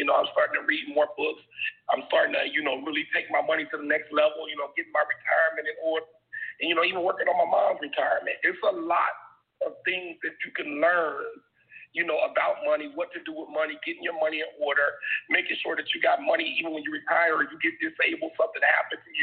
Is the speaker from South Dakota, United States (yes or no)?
no; Dayton, Ohio, United States; growing up in Dayton, Ohio